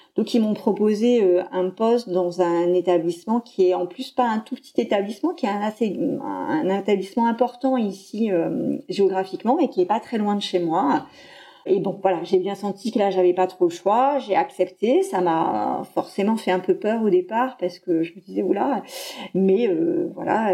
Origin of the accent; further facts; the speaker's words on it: Poitiers, Nouvelle-Aquitaine, France; je suis originaire de Poitiers